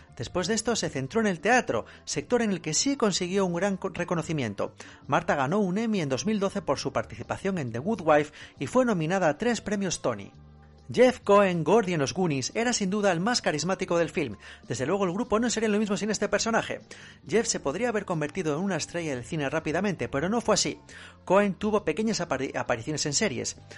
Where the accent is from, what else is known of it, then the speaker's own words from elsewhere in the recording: Spain; a nosotros como españoles